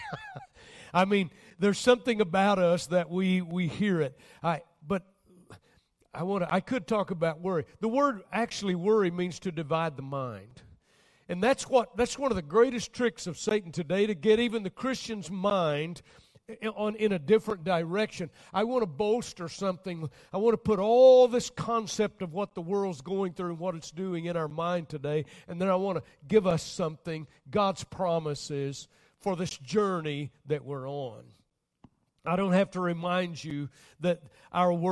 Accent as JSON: {"language": "English", "country": "United States"}